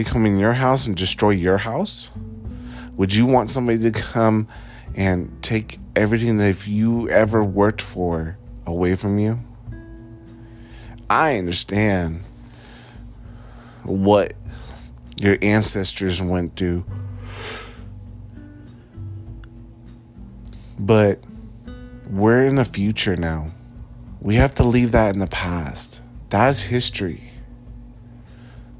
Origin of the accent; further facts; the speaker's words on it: United States; as an American, United States of America, USA, proud to be an American